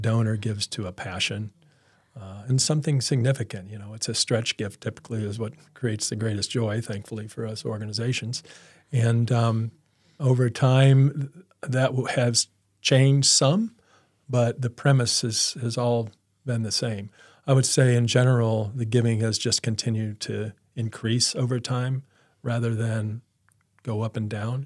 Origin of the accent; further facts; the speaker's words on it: Peoria, Illinois, United States; I grew up in Peoria